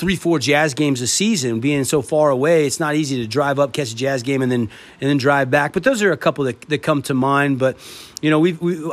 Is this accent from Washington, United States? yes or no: yes; Washington, United States; moved away as an adult; now in Southern Utah, United States; I've lived here as long as I lived in my home state of Washington